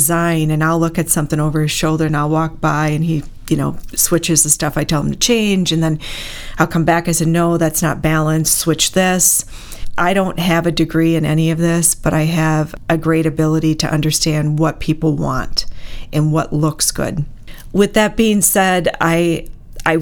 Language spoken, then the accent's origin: English; Bloomer, Wisconsin, United States; also born or lived in Kenosha, Wisconsin / Antioch, Illinois; Then my dad moves us to Bloomer, Wisconsin. I was 10 years old. And I say I'm from Bloomer, love the town, graduated from there